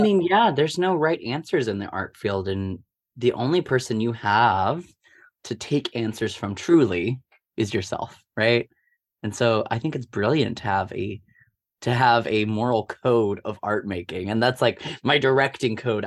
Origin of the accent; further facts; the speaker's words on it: Omaha, Nebraska, United States; I grew up in Omaha, Nebraska my whole life.